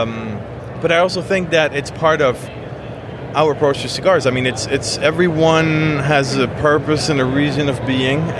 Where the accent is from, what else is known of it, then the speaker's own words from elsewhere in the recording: Switzerland; I was born and raised in Switzerland